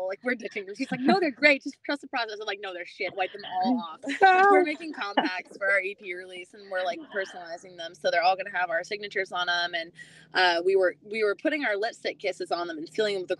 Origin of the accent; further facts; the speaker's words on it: Boston, Massachusetts, United States; now in Nashville, United States; I'm from Boston